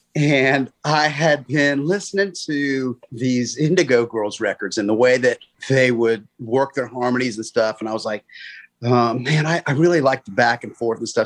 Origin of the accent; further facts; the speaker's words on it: Gainesville, Florida, United States; I grew up in Gainesville, so I didn't just come in for college